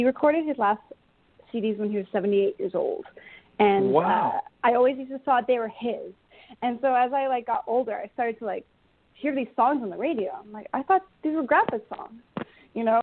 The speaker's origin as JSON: {"language": "English", "town": "Thunder Bay", "region": "Ontario", "country": "Canada", "tie": "born or raised there", "also_born_or_lived": "Calgary, Alberta / Belleville, Ontario", "moved": "as an adult", "lives_now": "Alberta, Canada", "said": "I was born in Calgary, but yeah, Thunder Bay, Ontario, when I was 9"}